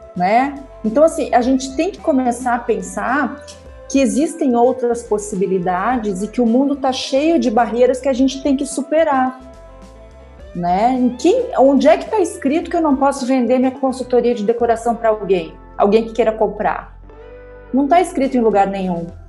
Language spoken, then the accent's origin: Portuguese; Rio Grande do Sul, Brazil; eu sou gaúcha